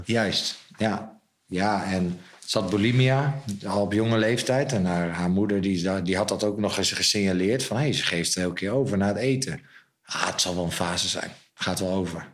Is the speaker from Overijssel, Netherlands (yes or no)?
yes; Zwolle, Overijssel, Netherlands; ik ben opgegroeid boven het wijnhuis in Zwolle